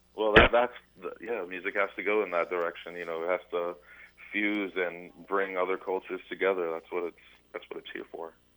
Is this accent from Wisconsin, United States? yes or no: no; Deerfield Beach, Florida, United States; We're originally from Fort Lauderdale, uh, Deerfield okay. Beach.